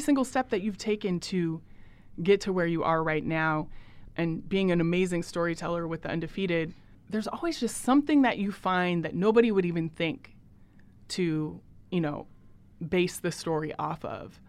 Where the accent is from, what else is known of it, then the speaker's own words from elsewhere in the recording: Portland, Oregon, United States; I'm from Portland